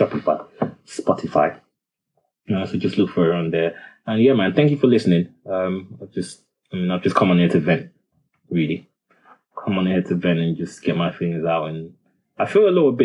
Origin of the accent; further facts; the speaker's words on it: Nigeria; now in United Kingdom; I'm Nigerian